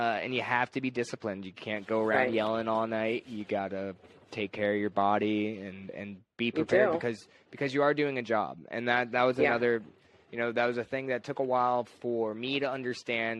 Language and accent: English; Lake Worth, Florida, United States; I am from Florida and people pick up on it. Yeah. Yeah. Born and raised.